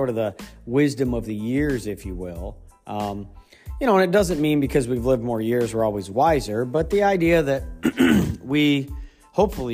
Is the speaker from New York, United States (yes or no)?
no; Ohio, United States; moved away; also born or lived in Pennsylvania; I grew up in Ohio, and in Pennsylvania